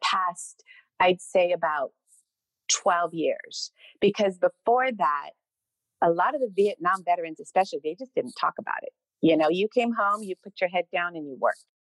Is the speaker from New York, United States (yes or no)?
no; Montebello, California, United States; I grew up in Montebello